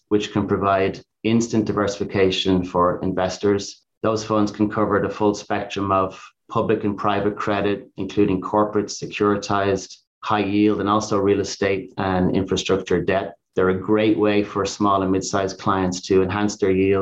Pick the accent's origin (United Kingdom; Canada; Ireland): Ireland; now in United States; being Irish